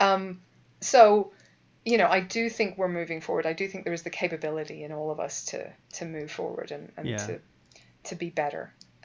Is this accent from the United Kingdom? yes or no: yes; Northern Ireland, United Kingdom; moved away; I'm Northern Irish